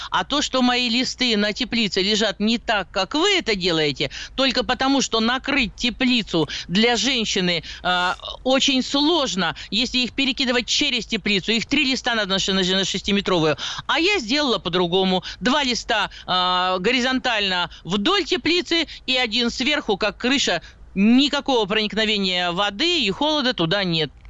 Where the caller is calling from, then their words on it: Krasnoyarsk, Krasnoyarsk Krai, Russia; А, здравствуйте, я начинающий садовод из Красноярска, ну, больше огородник, так стаж у меня около 50 лет где-то.